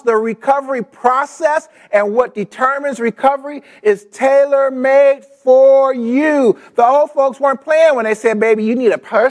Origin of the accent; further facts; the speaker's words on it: Los Angeles, California, United States; I grew up in South L.A.